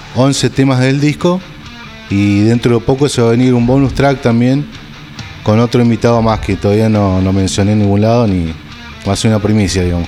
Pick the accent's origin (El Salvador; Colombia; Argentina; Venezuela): Argentina; Río Gallegos, Santa Cruz; yo soy un músico de Río Gallegos, de Santa Cruz.